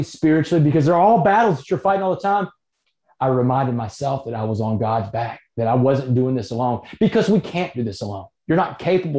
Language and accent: English; Port Arthur, Texas, United States; my house where I grew up on Roanoke Street in Port Arthur as a kid